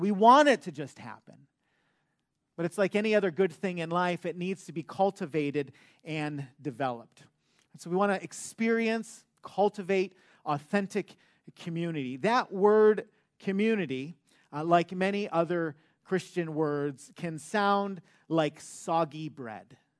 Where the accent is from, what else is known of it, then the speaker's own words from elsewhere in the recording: Detroit, Michigan, United States; moved away; I'm from Michigan. I grew up in Metro Detroit